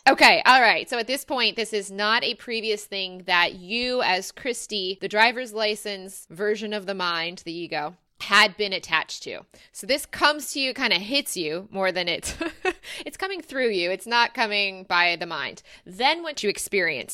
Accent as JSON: {"language": "English", "town": "Rochester", "region": "Michigan", "country": "United States", "said": "I'm actually from Rochester, Michigan, which is Metro Detroit"}